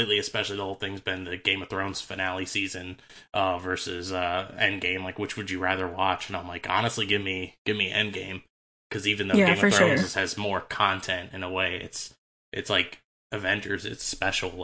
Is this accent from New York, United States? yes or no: no; Chicago, Illinois, United States; now in Memphis, United States; I grew up in Chicago area